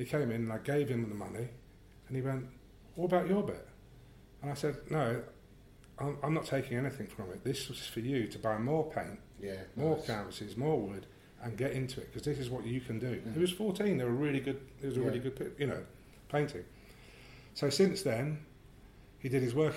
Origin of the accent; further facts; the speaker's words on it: London, United Kingdom; I grew up in around Greenwich